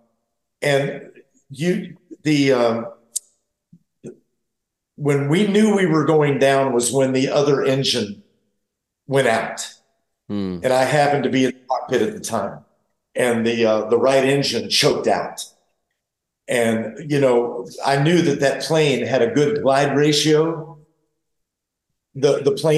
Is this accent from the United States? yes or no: yes; St. Augustine, Florida, United States; also born or lived in the mountains; I'm from St. Augustine, Florida, as well as the mountains.